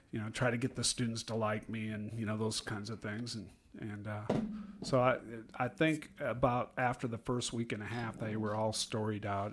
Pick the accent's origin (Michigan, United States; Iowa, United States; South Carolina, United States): Iowa, United States; I'm from Iowa